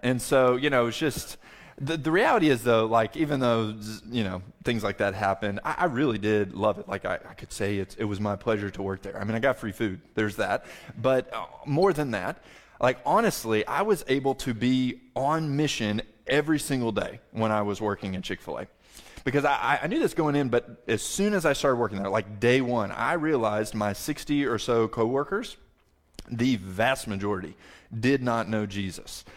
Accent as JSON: {"language": "English", "region": "the South", "country": "United States", "said": "I'm a Southerner"}